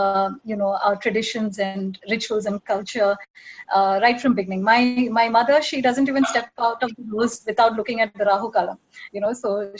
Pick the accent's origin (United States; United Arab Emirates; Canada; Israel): United Arab Emirates; Dubai; also born or lived in Mumbai; but actually I was born in Bombay. When I was 1 year old, I shifted to Dubai with my parents and sister.